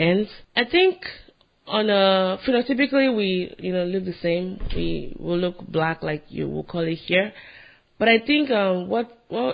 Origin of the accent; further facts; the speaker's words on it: Nigeria; moved away as an adult; now in United States; I'm Nigerian